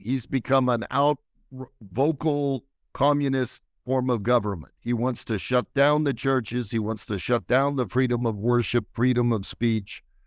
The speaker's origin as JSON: {"language": "English", "country": "United States", "moved": "yes", "lives_now": "Israel", "said": "as an American"}